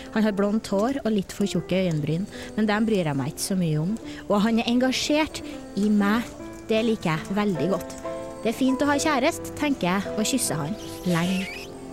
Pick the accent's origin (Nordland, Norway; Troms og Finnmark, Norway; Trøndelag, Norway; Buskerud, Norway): Trøndelag, Norway; Verdal; Jeg kommer fra Verdalen